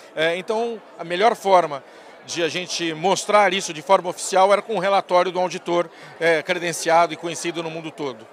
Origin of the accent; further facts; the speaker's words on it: São Paulo, Brazil; also born or lived in Taubaté; Eu sou paulistano, sou nascido em São Paulo, é, me criei aqui a vida toda